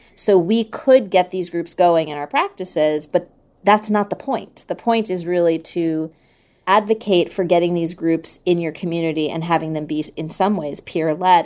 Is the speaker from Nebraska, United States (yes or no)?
no; New York City, New York, United States; I grew up in New York City